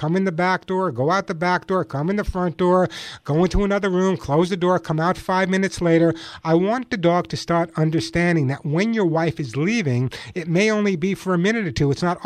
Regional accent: Long Island, New York, United States; now in Santa Monica, United States; I grew up on Long Island, so I know what cold weather is all about

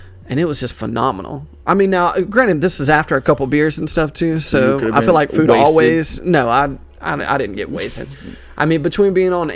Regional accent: the South, United States; I'm like from the South

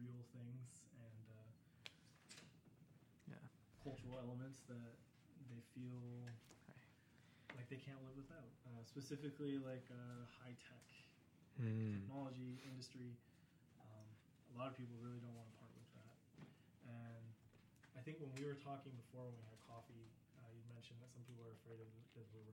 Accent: United States; growing up in the States, I saw this a lot.

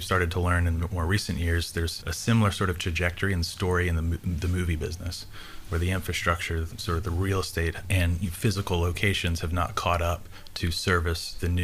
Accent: Tennessee, United States; I'm originally from Tennessee, was here through high school, moved away for college

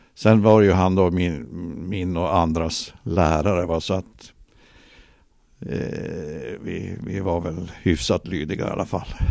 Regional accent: Luleå, Norrbotten County, Sweden; also born or lived in Ängesbyn; mesta tiden har jag ju bott då i Gammelstad men sen eh, som vuxen flyttade jag ju till Ängesbyn

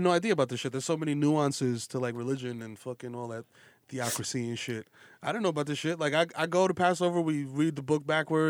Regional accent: New York, United States; that's part of, like, growing up in New York. Like, that shit isn't weird to me.

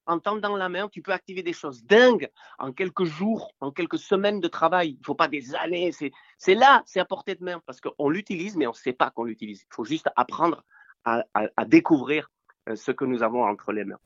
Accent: Spain; moved away; je viens de l'Espagne post-franquiste et moi, à l'époque, soit tu naissais dans une famille riche, soit tu naissais dans une, naissais, pardon, dans une famille pauvre. Donc nous, on était pauvres.

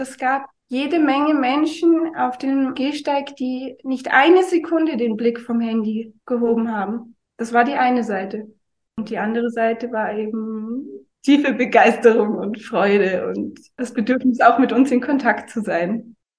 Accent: Oberammergau, Bavaria, Germany; moved away; also born or lived in Munich / Dresden / Allgäu; Ich bin im Zugspitzland aufgewachsen, also südlich von München in Oberammergau

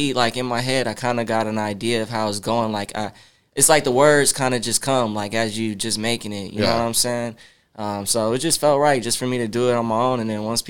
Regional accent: Killeen, Texas, United States; now in Austin, United States; I'm from Killeen, Texas, 254 originally

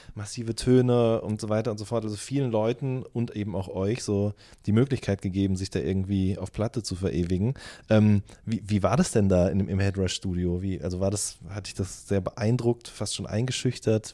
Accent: Wuppertal area, North Rhine-Westphalia, Germany; ich komme ja auch aus der Ecke dort

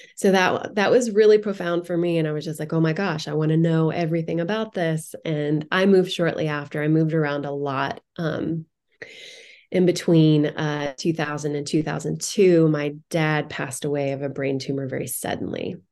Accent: Indiana, United States; moved away; I grew up in Indiana

